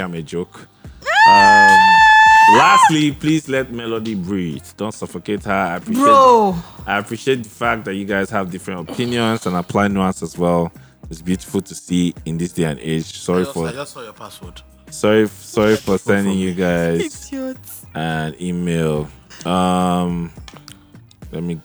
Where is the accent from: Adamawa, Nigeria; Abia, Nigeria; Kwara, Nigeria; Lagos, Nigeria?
Adamawa, Nigeria; I was from Adamawa